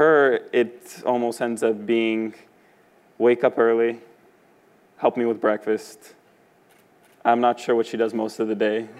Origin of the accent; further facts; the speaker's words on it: Canada; being successful as a Canadian